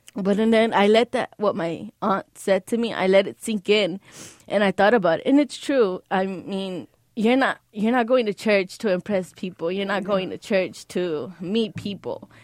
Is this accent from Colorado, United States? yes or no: no; Los Angeles, California, United States; also born or lived in Beverly Hills; I was raised, I was born in L A, but raised in the Valley.